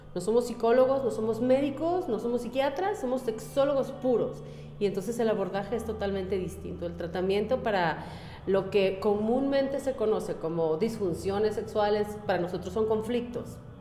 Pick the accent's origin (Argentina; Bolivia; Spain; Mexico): Mexico; Yo amo mi país, yo soy mexicana